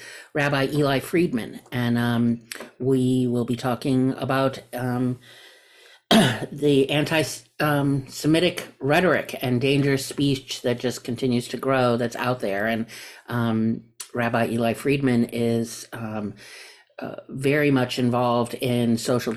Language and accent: English; New York, United States; I'm a New Yorker